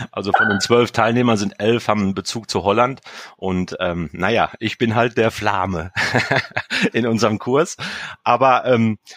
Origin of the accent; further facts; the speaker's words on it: Germany; now in Attendorn, Germany; Okay, ich probiere es mal. … ich komme aus Deutschland, ich wohne in Attendorn, ich werk da in der Stadthäus.